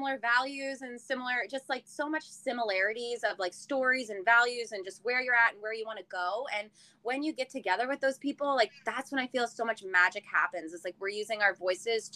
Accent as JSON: {"language": "English", "region": "Nova Scotia", "country": "Canada", "also_born_or_lived": "Alberta", "moved": "as an adult", "said": "I am originally from Nova Scotia. I moved after college to Alberta"}